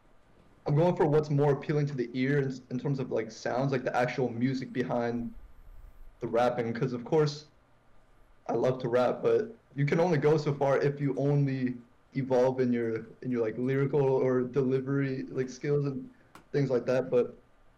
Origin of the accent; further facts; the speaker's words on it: Northern Virginia, United States; I'm from Northern Virginia, you know, DMV